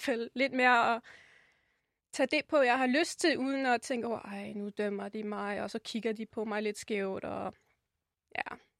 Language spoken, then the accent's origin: Danish; Rotenburg an der Wümme, Lower Saxony, Germany; Danish is a second language; moved away as an adult; now in Copenhagen, Denmark; født i Tyskland og opvokset der i 21 år